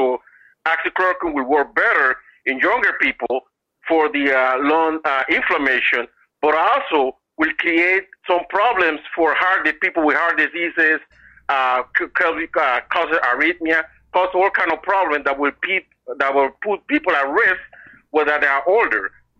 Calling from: Boston, Massachusetts, United States; I'm calling from Boston.

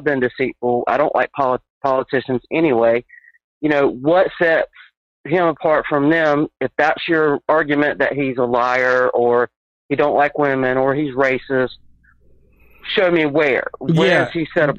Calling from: North Carolina, United States; Hey, I'm … from North Carolina.

